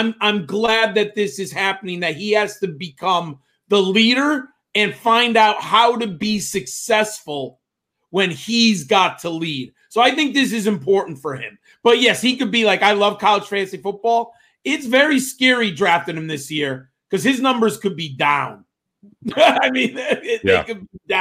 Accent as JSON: {"language": "English", "region": "Northeast", "country": "United States", "said": "I'm from the Northeast"}